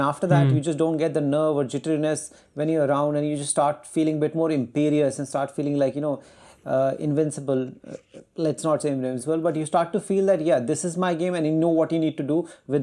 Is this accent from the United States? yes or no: no; India; we are Indian